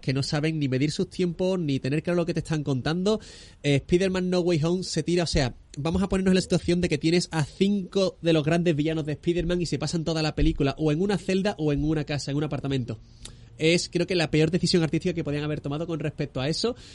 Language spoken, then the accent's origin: Spanish; Barbate, Andalusia, Spain; Hemos estado grabando en Barbate, que es mi tierra también